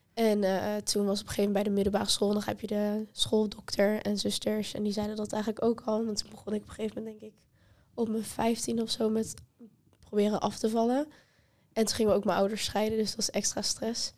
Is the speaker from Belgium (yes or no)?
no; Apeldoorn, Gelderland, Netherlands; moved away; naar Apeldoorn, waar ik vandaan kom